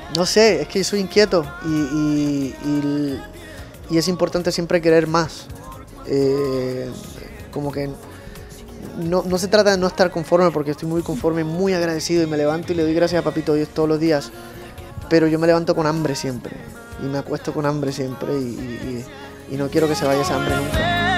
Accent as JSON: {"language": "Spanish", "country": "Puerto Rico", "tie": "born or raised there", "said": "de donde yo nací, que es una islita muy alegre, muy rítmica, que es Puerto Rico."}